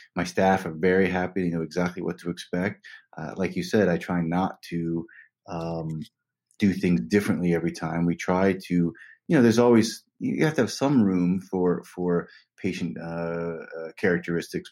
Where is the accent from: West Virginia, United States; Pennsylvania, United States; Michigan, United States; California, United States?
West Virginia, United States; now in New York, United States; I'm from West Virginia, a small cinder block house in West Virginia. Had no money growing up